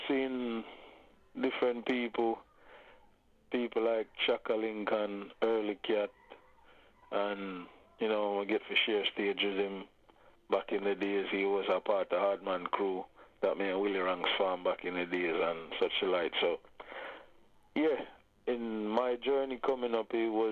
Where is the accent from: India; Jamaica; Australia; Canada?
Jamaica; Saint Thomas Parish; also born or lived in Kingston, Jamaica / England / Germany; now in United Kingdom; I was born in Kingston, lived in Kingston for the first 5 years. Then I was shipped off to St. Thomas, place called Spring Garden, where I went to live with my dad